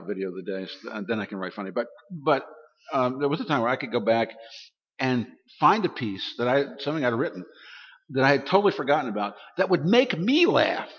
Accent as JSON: {"language": "English", "town": "Baltimore", "region": "Maryland", "country": "United States", "said": "I'm from Baltimore, Maryland"}